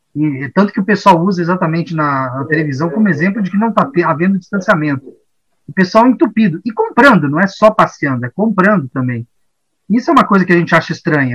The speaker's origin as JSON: {"language": "Portuguese", "country": "Brazil", "also_born_or_lived": "São Paulo", "said": "a gente como brasileiro"}